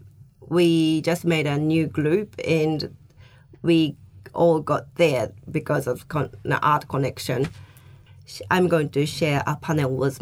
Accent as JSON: {"language": "English", "region": "Osaka", "country": "Japan", "tie": "born or raised there", "also_born_or_lived": "Dunedin, New Zealand", "second_language": "English", "moved": "as an adult", "lives_now": "Darfield, New Zealand", "said": "I grew up in Osaka. It's the second biggest city in Japan."}